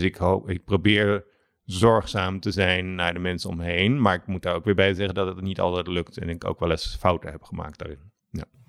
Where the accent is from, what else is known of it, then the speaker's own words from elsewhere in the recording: Alphen aan den Rijn, South Holland, Netherlands; moved away; door aan de Rijn, waar ik vandaan kom